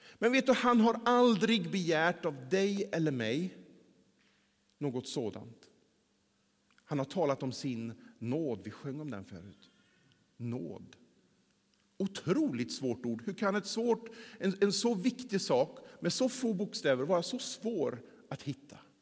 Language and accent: Swedish; Mellerud, Västra Götaland, Sweden; moved away; under den tiden som jag bodde där hemma i Mellerud